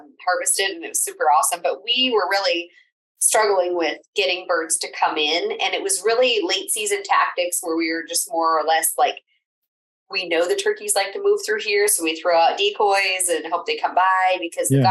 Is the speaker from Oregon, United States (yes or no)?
yes; Oregon, United States; now in Wyoming, United States; I'm originally from Oregon